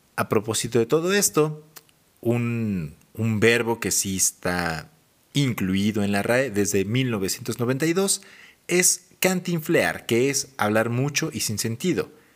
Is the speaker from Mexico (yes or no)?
yes; Mexico City, Mexico; moved away as an adult; now in Hidalgo, Mexico; haber nacido en Ciudad de México y haberme criado y desarrollado. Básicamente me formé en Ciudad de México y ya después vine a Hidalgo.